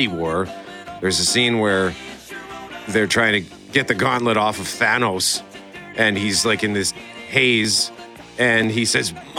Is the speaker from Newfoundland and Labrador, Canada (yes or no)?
no; Winnipeg, Manitoba, Canada; because I'm from Transcona.